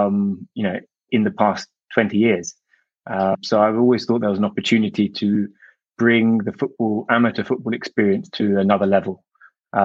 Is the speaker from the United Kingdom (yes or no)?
yes; London, United Kingdom; moved away as an adult; also born or lived in New York; I was born and raised in London